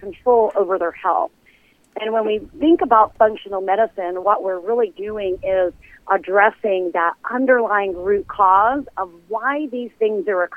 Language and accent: English; Brentwood, New York, United States; We grew up in Brentwood